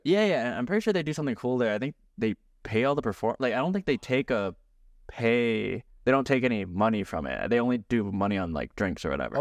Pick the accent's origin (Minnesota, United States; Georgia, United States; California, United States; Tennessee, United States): Minnesota, United States; Minneapolis; I'm from Minneapolis